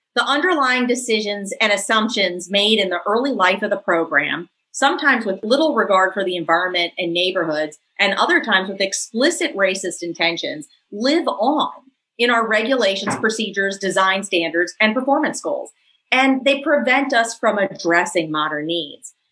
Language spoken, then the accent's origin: English; New Orleans, Louisiana, United States; my hometown and Professor Jones's hometown. This is Claiborne Avenue